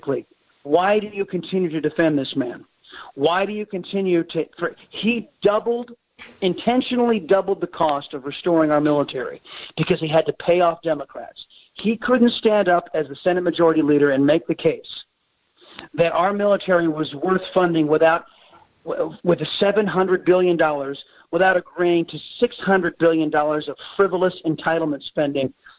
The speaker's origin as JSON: {"language": "English", "town": "San Diego", "region": "California", "country": "United States", "tie": "born or raised there", "moved": "yes", "lives_now": "Texas, United States", "said": "from my former home state of California. I was born and raised in San Diego"}